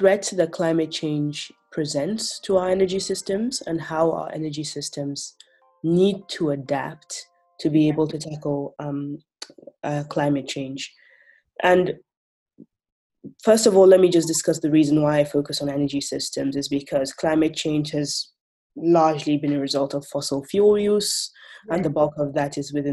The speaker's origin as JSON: {"language": "English", "country": "Nigeria", "said": "Nigeria, because I am from Nigeria"}